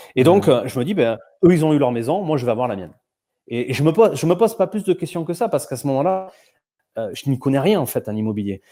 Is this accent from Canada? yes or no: no; south-west France, France; accent: petit accent du Sud-Ouest; j'ai un petit accent du Sud-Ouest